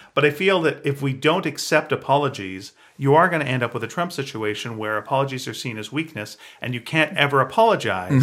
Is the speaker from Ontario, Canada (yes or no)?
no; Montreal, Quebec, Canada; now in Vancouver, Canada; When I grew up in Montreal, our show was Magic Tom